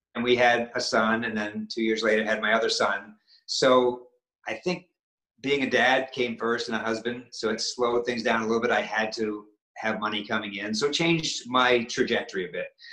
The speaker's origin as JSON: {"language": "English", "region": "Maine", "country": "United States", "said": "I'm from New England. I'm from Maine"}